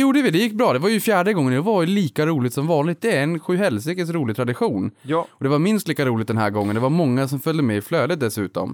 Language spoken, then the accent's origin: Swedish; Boden, Norrbotten County, Sweden; moved away; Unga Aktiesparare fanns ju inte i Boden där jag växte upp